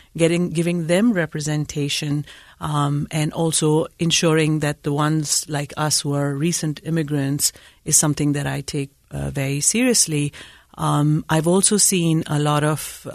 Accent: Pakistan; moved away as an adult; also born or lived in Chicago, United States; now in Utah, United States; I am originally from Pakistan, came to Utah by the way of Chicago

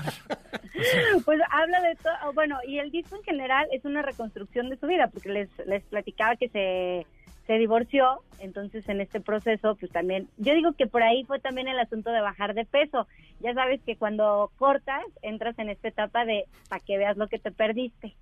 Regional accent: Mexico; somos mexicanos

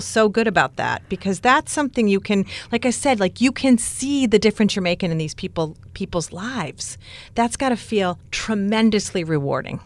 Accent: Newburyport, Massachusetts, United States; Newburyport, Mass. Lovely. It's my hometown

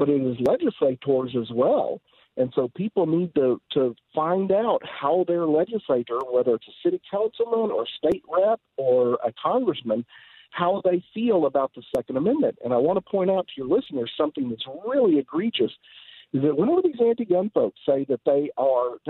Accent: Texas, United States; My home state of Texas

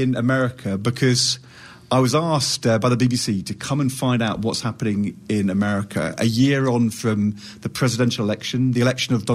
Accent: United Kingdom; also born or lived in London / Yorkshire; I'm from London and Yorkshire in the United Kingdom.

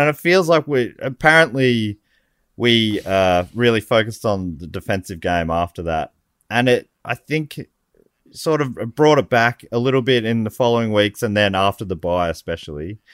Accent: Moorabbin, Victoria, Australia; I grew up in Moorabbin.

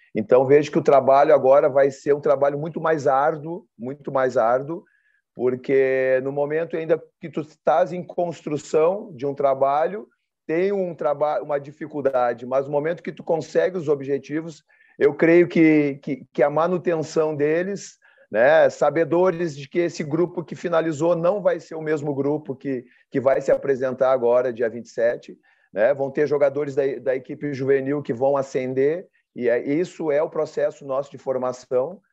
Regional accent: Porto Alegre, Rio Grande do Sul, Brazil; eu sou oriundo de Porto Alegre

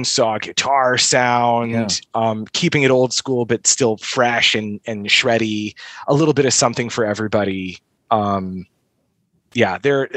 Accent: the Midwest, Metro Detroit, Michigan, United States; I'm from the Midwest

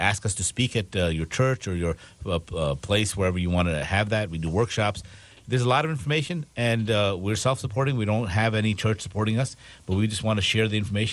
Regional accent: Pakistan; moved away; I'm from Pakistan.

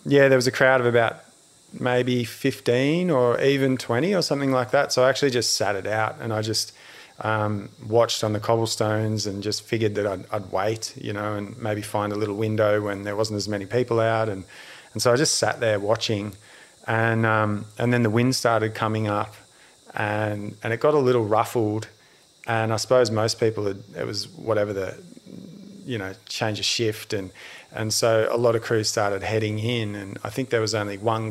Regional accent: Australia; I was from Australia

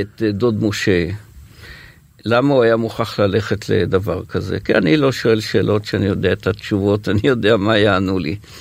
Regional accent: HaYogev, Northern District, Israel; אני גדלתי במושב היוגב

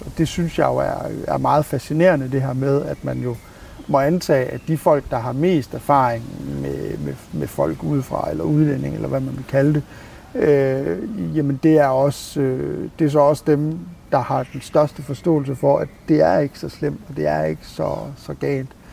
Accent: Skanderborg, Central Denmark Region, Denmark; moved away as an adult; now in Copenhagen, Denmark; nu er jeg tilflytter fra Jylland, og ikke noget, noget ondt om, om, jeg er fra Skanderborg

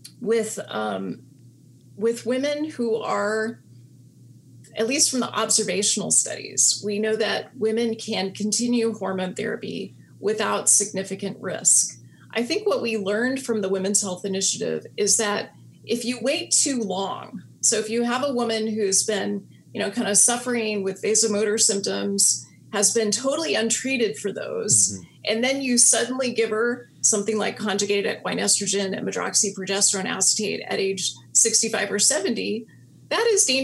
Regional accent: Alaska, United States; now in California, United States; growing up in Alaska where humans do not have the upper hand

